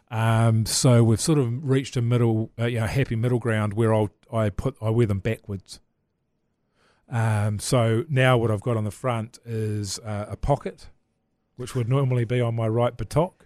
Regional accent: Levin, Manawatū-Whanganui, New Zealand; I grew up in Levin

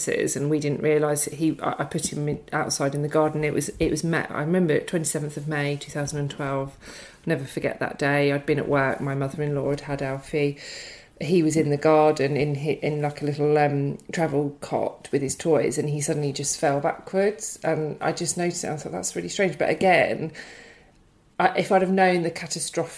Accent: Brighton, South East England, United Kingdom; moved away; I'm from Brighton originally

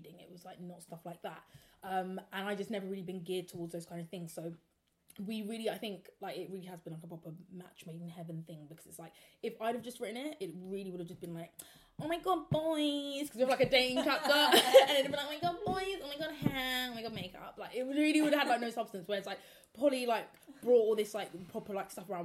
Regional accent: South London, United Kingdom; two South London girls, like Croydon and Peckham

